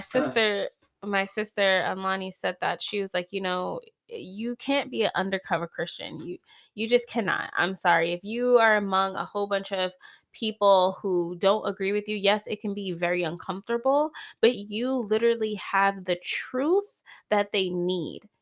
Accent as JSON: {"language": "English", "region": "East Coast", "country": "United States", "moved": "yes", "lives_now": "California, United States", "said": "I'm from the East Coast, and my husband wanted to leave California so bad"}